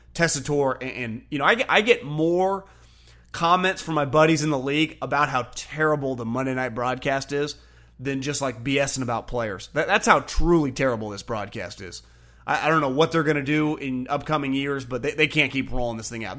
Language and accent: English; Northern California, United States; grown up, born and raised in Northern California